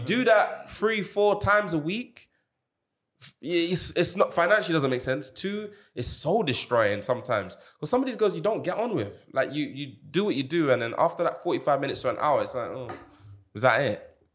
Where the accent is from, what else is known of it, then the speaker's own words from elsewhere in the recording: Jamaica; moved away; I grew up in Jamaica